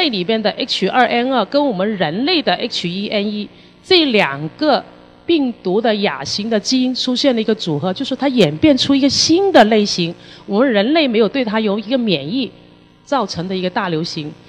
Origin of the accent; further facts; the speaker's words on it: Hong Kong; 那么这个公共事件发生的处理好与否，也影响了我们香港人的一个信心。